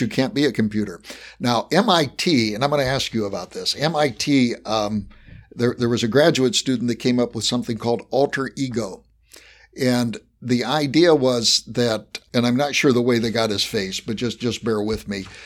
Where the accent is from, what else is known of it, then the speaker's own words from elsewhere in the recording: West Virginia, United States; accent: Appalachian; moved away; I was born in West Virginia, so I have mastered an Appalachian accent.